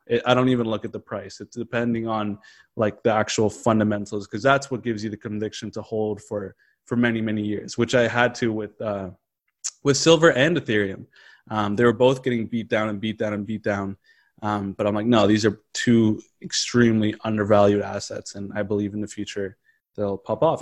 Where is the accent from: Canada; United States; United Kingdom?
Canada; as a Canadian